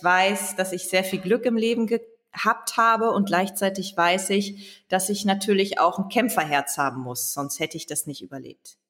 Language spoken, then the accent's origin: German; Leer, Lower Saxony, Germany; als Ostfriesin